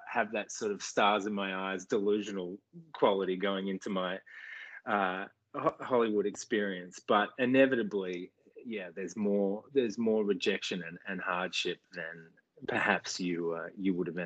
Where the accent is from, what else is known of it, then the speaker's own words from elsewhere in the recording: Australia; now in United States; actually just home in Australia for a couple of mont